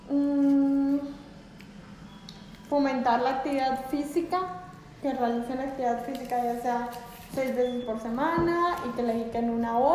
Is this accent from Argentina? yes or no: no; Mexico; Es que nosotros como mexicanos eh, tenemos muy malos hábitos en cuanto a la alimentación.